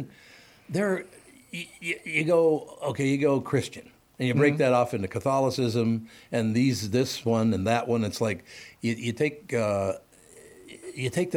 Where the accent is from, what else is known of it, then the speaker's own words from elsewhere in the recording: Minneapolis, Minnesota, United States; I'm from North Minneapolis